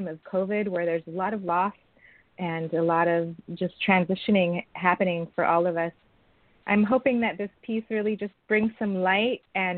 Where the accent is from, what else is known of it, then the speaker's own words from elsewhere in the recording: San Francisco, California, United States; I was born and raised in San Francisco